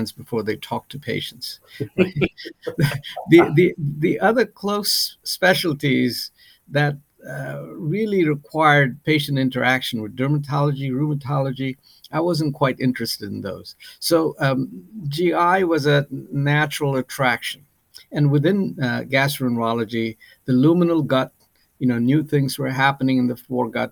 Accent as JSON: {"language": "English", "country": "Nepal", "also_born_or_lived": "India / United Kingdom", "moved": "as an adult", "lives_now": "St. Louis, United States", "said": "I'm originally from Nepal, and I went to medical school in India"}